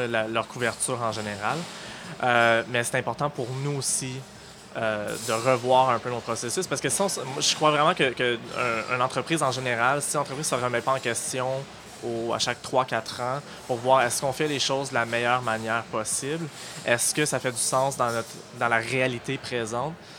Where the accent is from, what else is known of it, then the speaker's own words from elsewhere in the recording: Halifax, Nova Scotia, Canada; moved away as an adult; now in Montreal, Canada; je suis originaire d'Halifax, en Nouvelle-Écosse, où j'ai fait mes études en journalisme